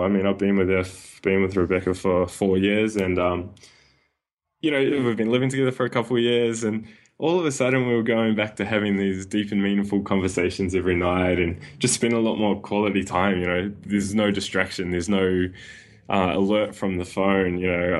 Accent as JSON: {"language": "English", "country": "New Zealand", "tie": "born or raised there", "moved": "as an adult", "lives_now": "Sydney, Australia", "said": "I was born and raised in New Zealand"}